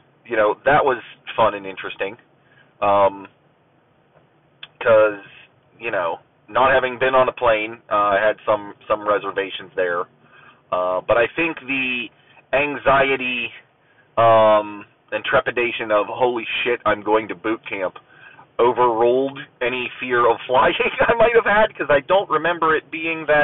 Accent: Ohio Valley, United States; moved away as an adult; also born or lived in Akron, Ohio; centrally based there in the Ohio Valley for most of my, all of my youth

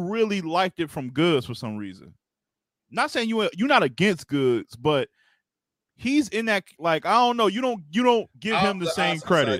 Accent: Detroit, Michigan, United States; And I'm from Detroit, man. I'm from the city, man.

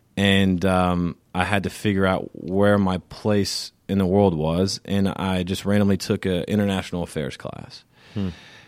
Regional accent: Savannah, Georgia, United States; So, like I said, just backing up, I come from Savannah. I come from a military family. That's how we ended up in Savannah.

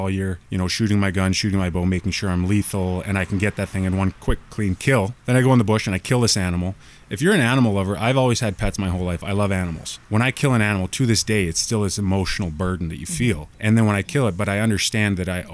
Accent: Squamish, British Columbia, Canada; moved away as an adult; also born or lived in Ontario / Toronto; I grew up in Squamish hunting

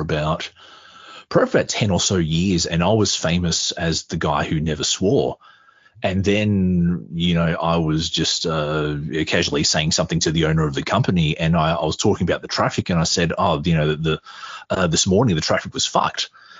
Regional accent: Australia; being Australian

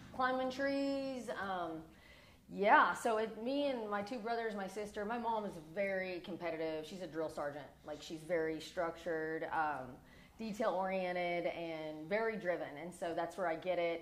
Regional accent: Morehead, Kentucky, United States; moved away as an adult; also born or lived in Georgia; now in Las Vegas, United States; growing up in Kentucky

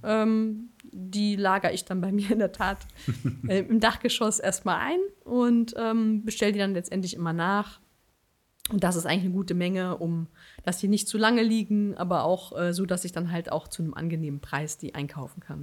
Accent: Berlin, Germany; moved away as an adult; now in Bonn, Germany; in Berlin geboren, in Berlin aufgewachsen und dann irgendwann ins Rheinland

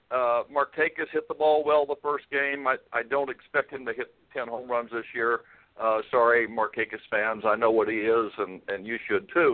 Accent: Illinois, United States; moved away as an adult; I was born in Illinois

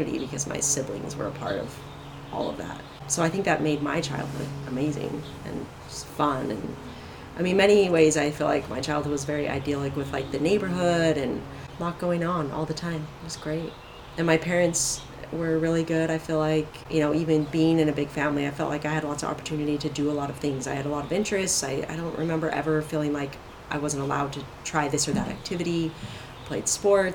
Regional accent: Salt Lake City, Utah, United States; moved away as an adult; now in California, United States; I grew up in Salt Lake. Same house my entire life

